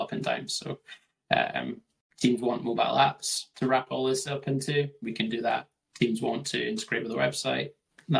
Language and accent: English; Scotland, United Kingdom; from Scotland